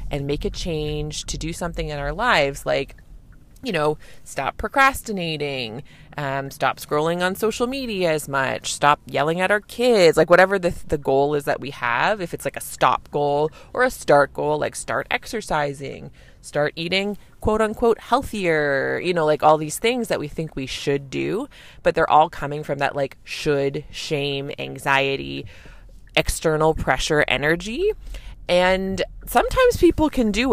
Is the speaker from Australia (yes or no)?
no; Canada; I'm a Canadian family physician